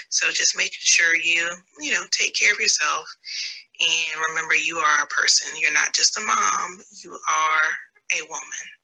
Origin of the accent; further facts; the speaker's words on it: Warner Robins, Georgia, United States; I am from Warner Robins, Georgia.